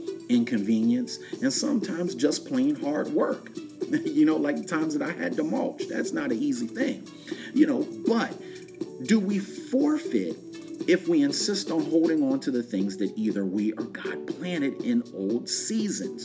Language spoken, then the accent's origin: English; West Chester, Pennsylvania, United States; when I was growing up in Westchester, Pennsylvania, right outside of Philadelphia